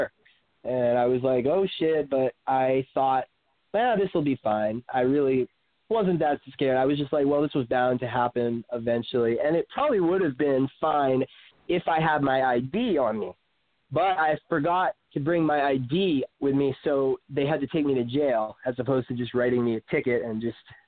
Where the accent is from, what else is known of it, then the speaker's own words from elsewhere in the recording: Maine, United States; moved away; also born or lived in South Florida; I come from Maine